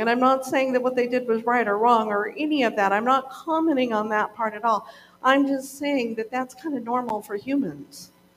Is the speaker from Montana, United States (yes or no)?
yes; Montana, United States; moved away as an adult; also born or lived in Oregon; I grew up in Montana